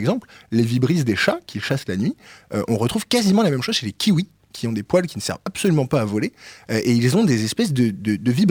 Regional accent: France; on est français quand même.

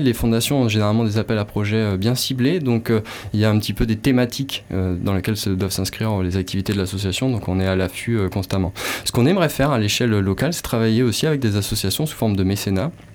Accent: Nantes, Pays de la Loire, France; also born or lived in Landes; now in Capbreton, France; Je suis originaire de Nantes

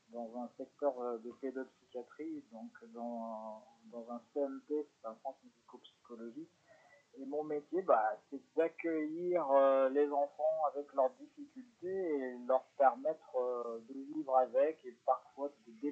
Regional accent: Bron, Auvergne-Rhône-Alpes, France; also born or lived in Lyon; Alors moi, oui, je suis lyonnais.

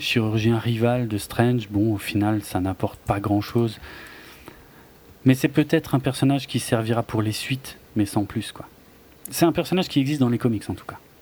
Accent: Alsace, Grand Est, France; comme on dit chez moi en Alsace

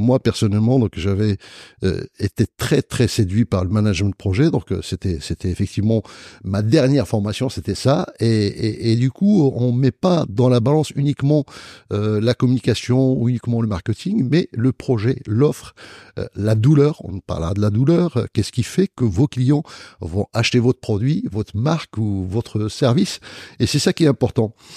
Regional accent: Marrakech, Marrakesh-Safi, Morocco; moved away as an adult; now in France; à Marrakech, parce que c'est ma ville natale

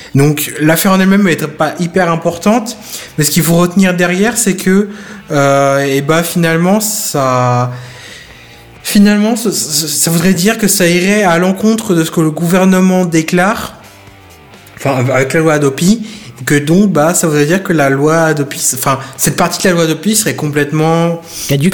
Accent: France; chez nous en France

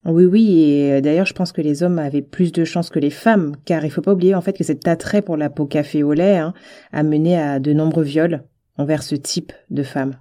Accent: French Guiana; j'ai grandi en Guyane

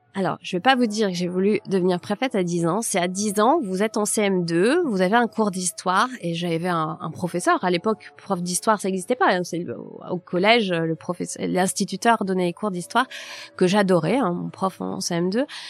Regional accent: Nord, Hauts-de-France, France; also born or lived in Paris; je suis née dans le Nord

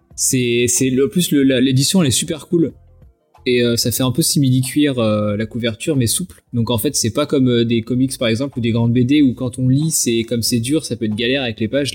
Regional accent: Vendée, Pays de la Loire, France; je suis de Vendée, euh, donc personne voit jamais où c'est

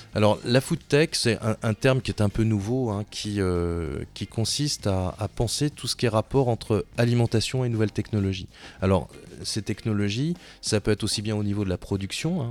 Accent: France; on est français

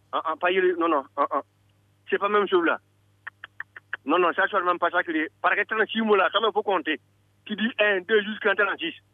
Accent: Burkina Faso; …, je suis Burkinabé.

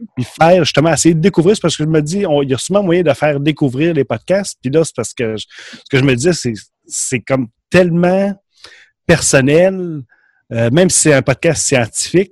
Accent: Quebec, Canada; accent: Québécois; notre accent

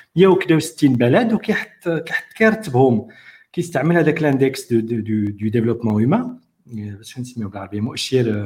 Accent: Morocco; عندنا في المغرب

